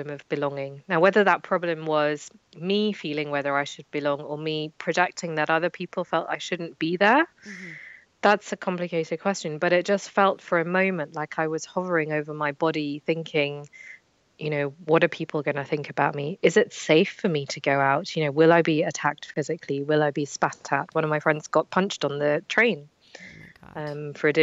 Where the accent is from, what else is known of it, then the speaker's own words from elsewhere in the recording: London, United Kingdom; when I grew up in London